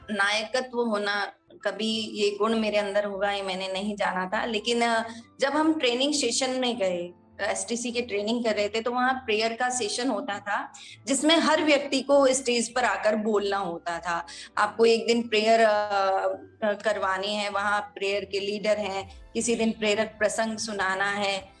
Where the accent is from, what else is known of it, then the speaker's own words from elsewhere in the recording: Mahwa, Rajasthan, India; moved away as an adult; also born or lived in Bandikui, Rajasthan; now in Jodhpur, India; मैं बेसिकली दौसा जिले से हूँ राजस्थान के जिसका एक छोटा सा गांव है महवा जहाँ मेरा बचपन बीता है